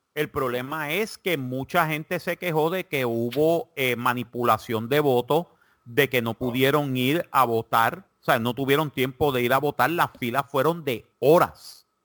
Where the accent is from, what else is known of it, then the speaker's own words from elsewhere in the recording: Puerto Rico; now in South Carolina, United States; yo soy puertorriqueño